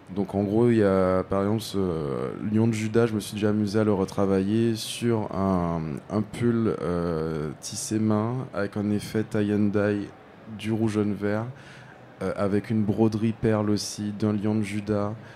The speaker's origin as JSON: {"language": "French", "country": "Guadeloupe", "tie": "born or raised there", "moved": "as an adult", "lives_now": "France", "said": "j'ai grandi aux Antilles, j'ai grandi en Guadeloupe"}